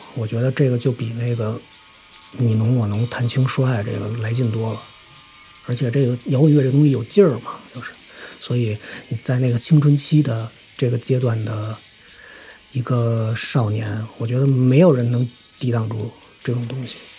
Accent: Beijing, China; 我今年三十三，呃，土生土长的北京人

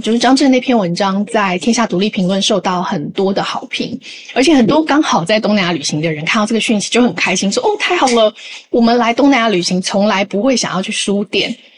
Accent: Taiwan; 里面只有我一个台湾人

